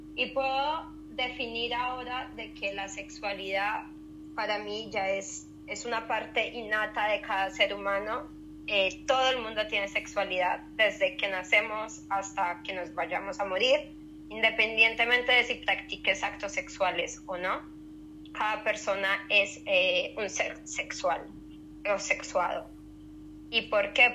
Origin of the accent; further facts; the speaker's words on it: Colombia; also born or lived in Spain; now in Zurich, Switzerland; Soy de Colombia, pero estudié en España y actualmente vivo en, en Suiza, en Zurich